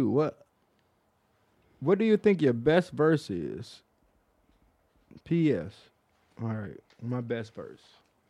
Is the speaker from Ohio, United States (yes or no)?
no; Flint, Michigan, United States; now in Washington, United States; I'm originally from Flint. Oh, shouts out to Flint, man.